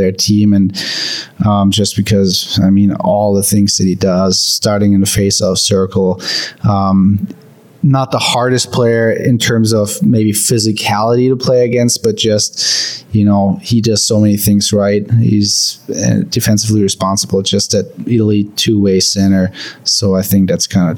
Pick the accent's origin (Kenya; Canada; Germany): Germany; born or raised there; moved away